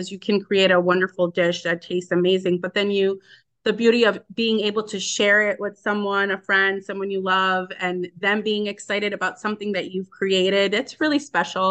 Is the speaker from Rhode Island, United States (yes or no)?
yes; Cranston, Rhode Island, United States; also born or lived in Dominican Republic; I enjoyed my childhood in Rhode Island. I grew up there. It was a great, I'm from Cranston.